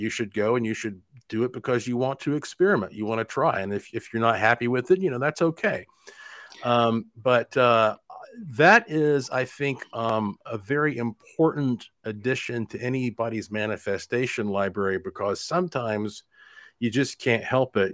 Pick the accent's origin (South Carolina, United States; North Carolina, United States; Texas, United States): North Carolina, United States; Asheville; moved away as an adult; also born or lived in Puerto Rico; now in Las Vegas, United States; I was born and raised in Asheville, North Carolina